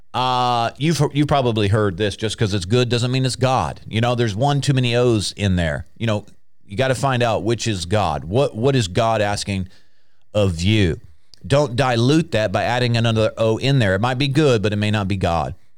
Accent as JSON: {"language": "English", "country": "United States", "said": "I'm an American. And before I was born again, I was an American."}